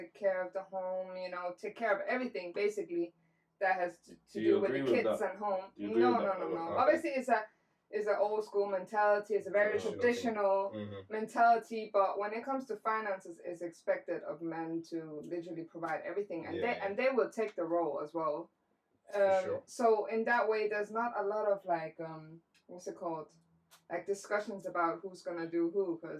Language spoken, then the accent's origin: English; Iran; I'm Persian.